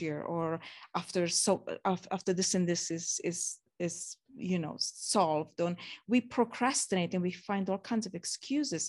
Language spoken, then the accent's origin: English; Romania; moved away; growing up in Romania